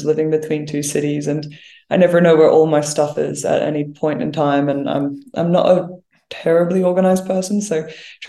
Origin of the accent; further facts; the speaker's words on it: Brisbane, Queensland, Australia; moved away as an adult; now in Canberra, Australia; I'm from Brisbane originally